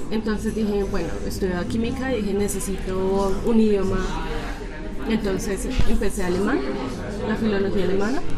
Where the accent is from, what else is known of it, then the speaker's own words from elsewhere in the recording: La Calera, Cundinamarca, Colombia; De La Calera.